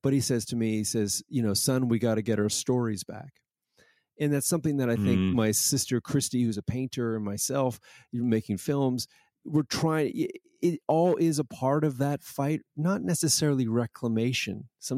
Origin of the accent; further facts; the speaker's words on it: Toronto, Ontario, Canada; oh, that's where I'm from. I'm from Toronto.